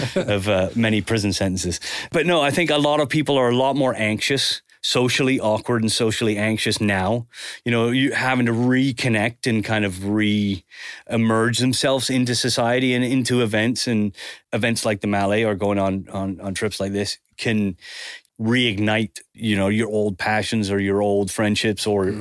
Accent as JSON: {"language": "English", "country": "Canada", "tie": "born or raised there", "also_born_or_lived": "Spain", "moved": "yes", "lives_now": "England", "said": "growing up in Canada"}